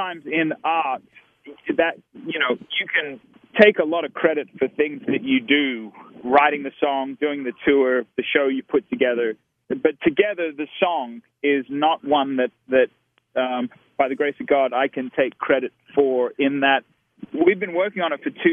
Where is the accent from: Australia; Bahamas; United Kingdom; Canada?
Australia; now in United States; as an Australian-American